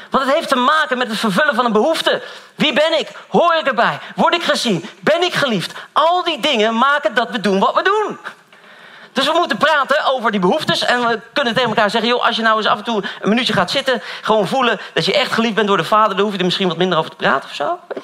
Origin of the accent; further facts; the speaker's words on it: Dronten, Flevoland, Netherlands; Ik kom uit Dront en zo allemaal, die kant op